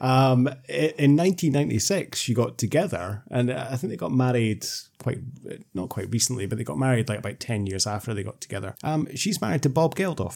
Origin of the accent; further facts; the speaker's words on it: Scotland, United Kingdom; I'm talking as a Scot